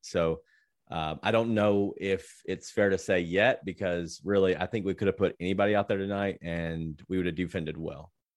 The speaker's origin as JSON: {"language": "English", "town": "Memphis", "region": "Tennessee", "country": "United States", "tie": "born or raised there", "said": "Yep, been here my whole life. Grew up in Fraser"}